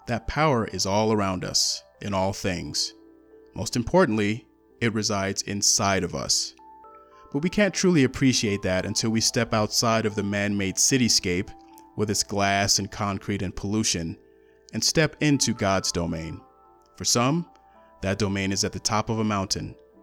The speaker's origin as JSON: {"language": "English", "region": "Colorado", "country": "United States", "tie": "born or raised there", "said": "I was born and raised in Colorado"}